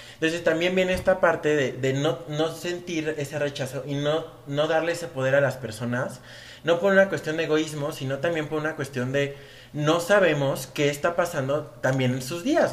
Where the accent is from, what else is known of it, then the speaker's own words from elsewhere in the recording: Mexico; los mexicanos, que somos